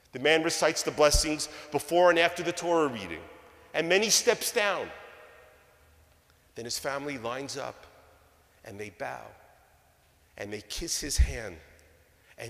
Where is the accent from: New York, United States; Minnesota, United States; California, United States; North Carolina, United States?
New York, United States; moved away; all the kids that I grew up with back in New York